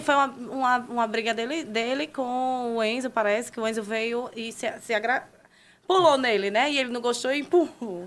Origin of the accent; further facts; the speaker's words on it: Maceió, Alagoas, Brazil; moved away as an adult; eu sou de Maceió, Alagoas